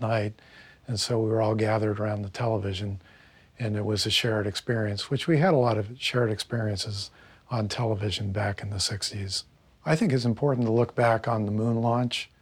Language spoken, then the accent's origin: English; Cocoa Beach, Florida, United States; growing up in Cocoa Beach